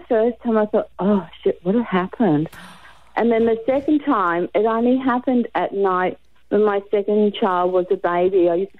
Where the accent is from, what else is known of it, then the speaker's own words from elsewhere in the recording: Gold Coast, Queensland, Australia; I come from the Gold Coast.